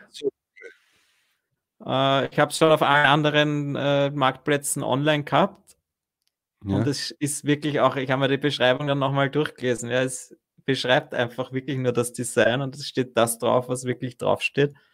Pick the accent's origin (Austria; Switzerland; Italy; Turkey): Austria; Fels am Wagram, Lower Austria; now in Vienna, Austria; Das geil, bin aus Fels, wohne in Wien.